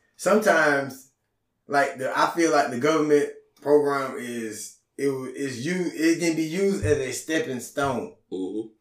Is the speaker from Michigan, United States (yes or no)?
no; Auburn, Georgia, United States; I'm from Atlanta, nigga. I'm from Auburn.